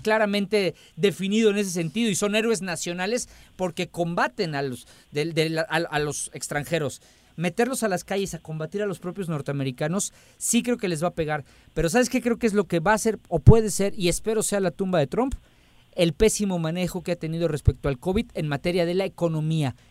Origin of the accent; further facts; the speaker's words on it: Mexico; como mexicanos